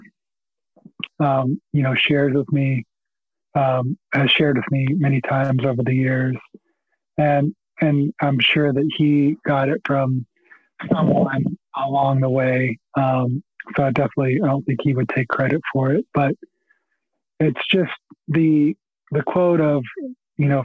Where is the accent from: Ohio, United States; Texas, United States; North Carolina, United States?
Texas, United States; Hereford; I grew up in in the panhandle of Texas